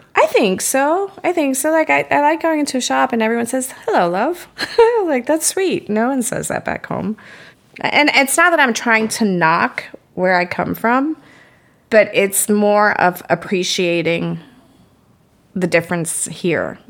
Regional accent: United States; moved away; I was born and raised right outside of Manhattan

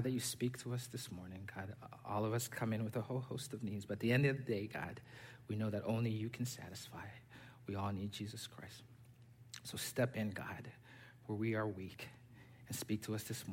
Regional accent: Zambia; also born or lived in Pennsylvania / Texas; now in Sugar Land, United States; I was born and raised in Zambia

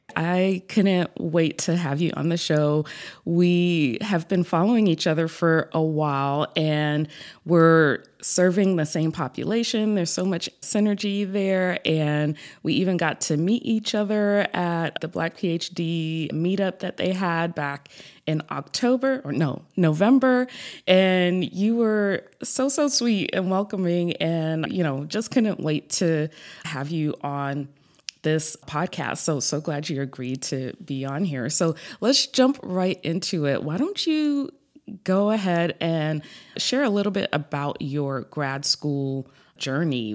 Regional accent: New York, United States; now in South Florida, United States; I'm originally from New York, but now live in South Florida

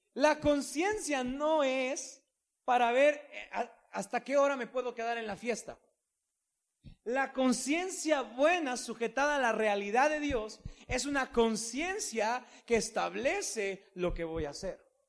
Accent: Mexico; nosotros como mexicanos

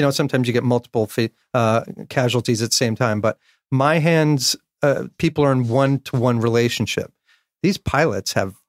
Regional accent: North Bergen, New Jersey, United States; So I grew up in Hudson County, North Bergen, New Jersey.

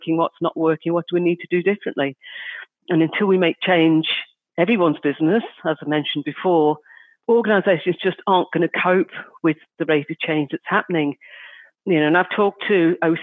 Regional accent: Liverpool, North West England, United Kingdom; I'm from Liverpool

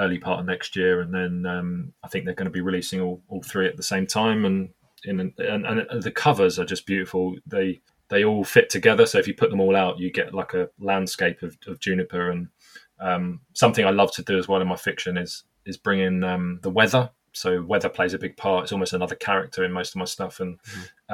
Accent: United Kingdom; I'm obviously British.

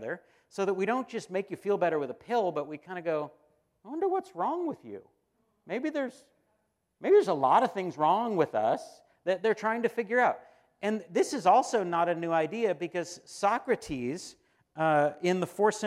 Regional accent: United States; we, as American Christians

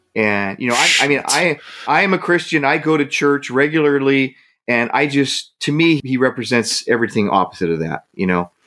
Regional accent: Hayward, California, United States; moved away; my hometown is Hayward. That's what I consider my hometown.

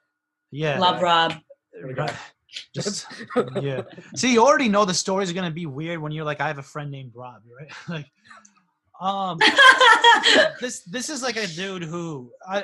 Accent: South Windsor, Connecticut, United States; growing up in South Windsor, Connecticut, which is, you know, like a white suburb

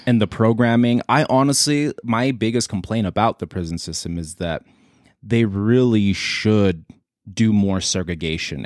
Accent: San Diego, California, United States; I was born in San Diego.

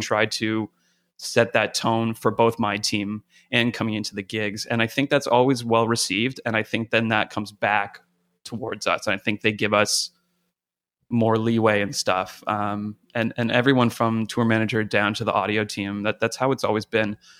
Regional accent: Canada; moved away as an adult; now in United States; I'm from Canada originally. Uh, kind of cut my teeth up there.

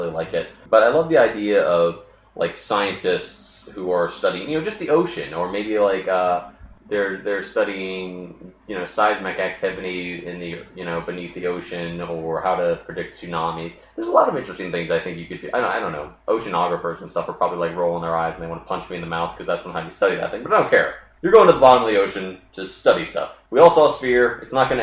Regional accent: Baltimore area, Maryland, United States; I was born at the Baltimore Hospital, and we lived out in the sticks.

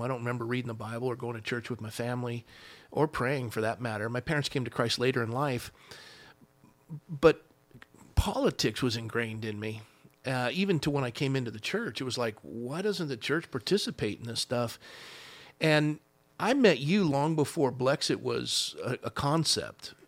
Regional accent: Coronado, California, United States; I was raised in Coronado

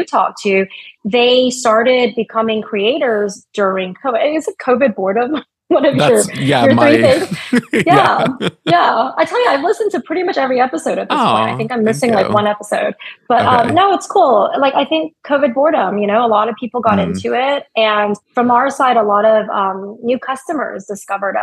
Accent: United States; I'm very American

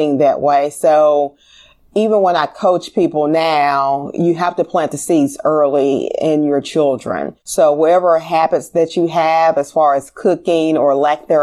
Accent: Memphis, Tennessee, United States; I grew up in Orange Mound

